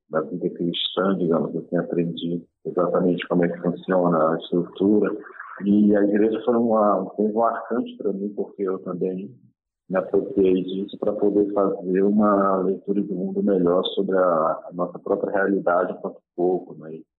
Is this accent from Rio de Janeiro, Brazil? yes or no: no; Normandia, Roraima, Brazil; Eu nasci ali, cresci